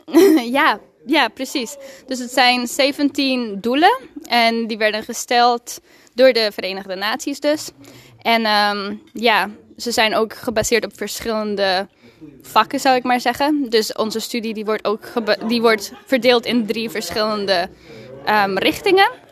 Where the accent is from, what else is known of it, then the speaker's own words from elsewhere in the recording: Mexico; first language Spanish; Dutch is a second language; now in Leeuwarden, Netherlands; uit Leeuwarden, maar eigenlijk ben ik in Mexico geboren en opgegroeid.